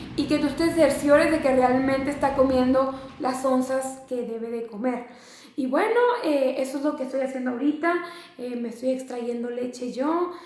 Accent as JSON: {"language": "Spanish", "town": "Mexicali", "region": "Baja California", "country": "Mexico", "lives_now": "Ensenada, Mexico", "said": "yo vivo en Ensenada, soy de Mexicali"}